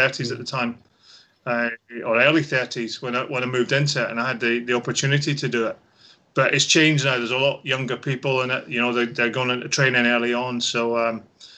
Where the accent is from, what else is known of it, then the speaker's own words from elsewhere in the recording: Edinburgh, Scotland, United Kingdom; moved away as an adult; also born or lived in West Lothian; now in England; So home was Edinburgh.